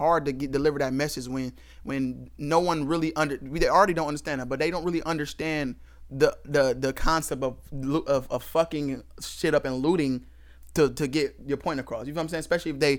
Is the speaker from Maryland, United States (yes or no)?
no; Cleveland, Ohio, United States; We're from Cleveland, Ohio